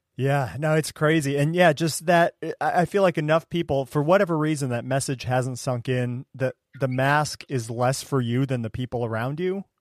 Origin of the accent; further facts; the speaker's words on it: Ohio, United States; I grew up in Ohio